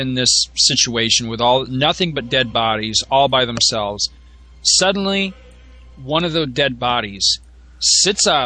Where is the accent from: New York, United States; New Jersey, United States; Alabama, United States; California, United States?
New York, United States; also born or lived in Florida; we moved to New York from Florida when I was seven